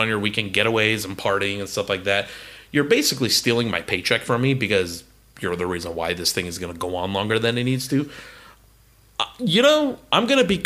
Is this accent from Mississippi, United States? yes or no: no; California, United States; We're both from California